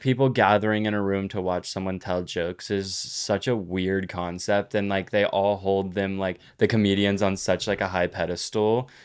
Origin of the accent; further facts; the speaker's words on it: Granbury, Texas, United States; I grew up in Hood County.